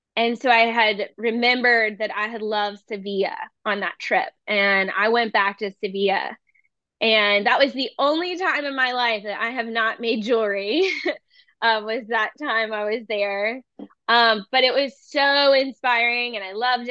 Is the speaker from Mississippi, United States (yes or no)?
no; Charleston, South Carolina, United States; growing up in Charleston